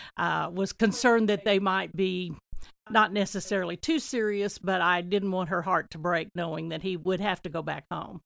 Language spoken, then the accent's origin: English; Talala, Oklahoma, United States; also born or lived in Nowata, Oklahoma; I was born in Knowata, but I lived in Tlaloc for the first twenty years in the same house